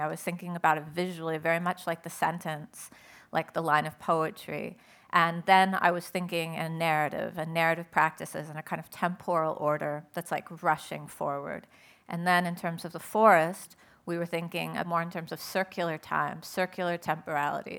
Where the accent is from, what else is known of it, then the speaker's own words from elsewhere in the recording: Southern California, United States; I'm originally, I grew up in Southern California